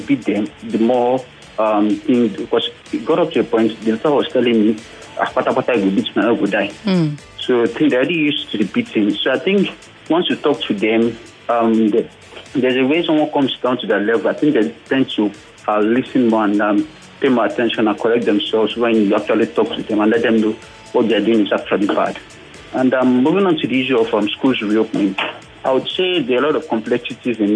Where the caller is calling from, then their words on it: Lagos, Nigeria; calling from Yaba